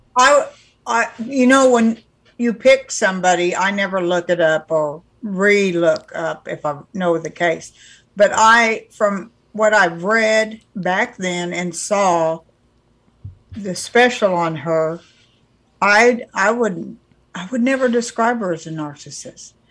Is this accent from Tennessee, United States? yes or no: no; California, United States; I'm from California